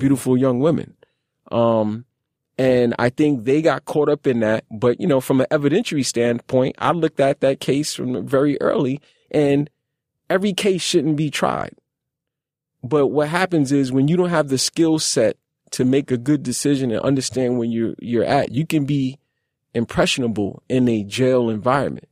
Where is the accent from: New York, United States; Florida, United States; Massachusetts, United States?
New York, United States; New York City; I grew up in Brownsville